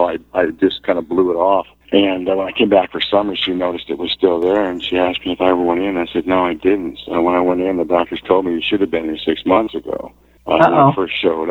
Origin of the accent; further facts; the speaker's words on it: Seattle, Washington, United States; also born or lived in Vancouver; I'm from Seattle.